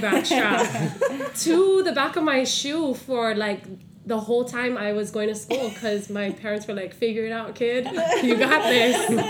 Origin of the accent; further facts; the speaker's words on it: Hana, Hawaii, United States; I'm originally from Hana